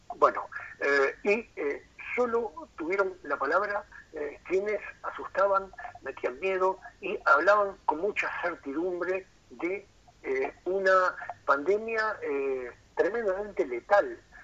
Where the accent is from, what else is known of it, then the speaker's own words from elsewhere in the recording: Rocha, Uruguay; moved away as an adult; also born or lived in Montevideo; yo me siento rochense, si bien me fui de Rocha cuando terminé el liceo a los 18 para estudiar a Montevideo y nunca más volví